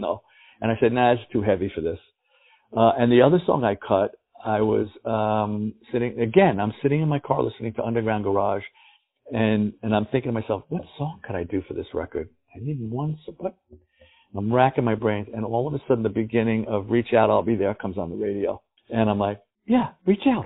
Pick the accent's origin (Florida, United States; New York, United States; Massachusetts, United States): New York, United States; New York City; I grew up in the Bronx